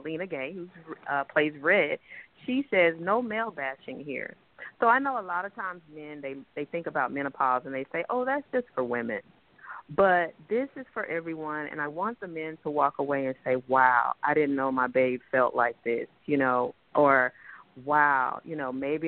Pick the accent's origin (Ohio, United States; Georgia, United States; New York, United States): New York, United States; I am a New Yorker